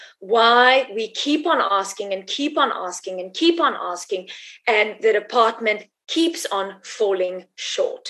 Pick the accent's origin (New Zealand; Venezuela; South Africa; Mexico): South Africa; Free State; who comes from the Free State, who comes from Mongol, who knows Dubanshu